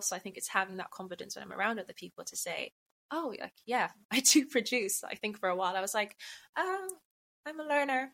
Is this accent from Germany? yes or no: no; Bristol, South West England, United Kingdom; moved away as an adult; now in London, United Kingdom; I'm from Bristol, but I'm not in Bristol at the moment